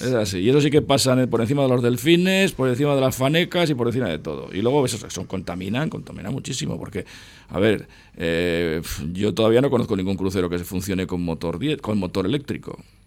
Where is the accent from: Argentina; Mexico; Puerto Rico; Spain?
Spain; Buenavista, Basque Country; also born or lived in Muelle Viejo; Joseba y yo nos hemos creado en Buenavista. O sea, yo nací en el Muelle Viejo